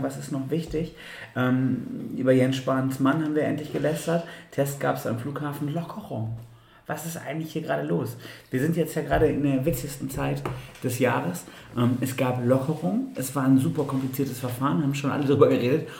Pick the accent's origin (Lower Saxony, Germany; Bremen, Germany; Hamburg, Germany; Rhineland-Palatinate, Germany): Bremen, Germany; wir als Bremer